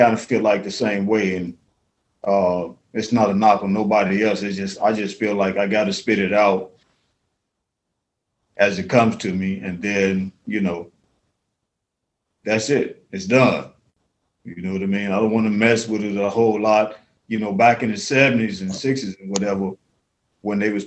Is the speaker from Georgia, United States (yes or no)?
no; New Orleans, Louisiana, United States; I'm really from New Orleans. So in Mississippi Delta, we live all over the South. So we say things a little different down there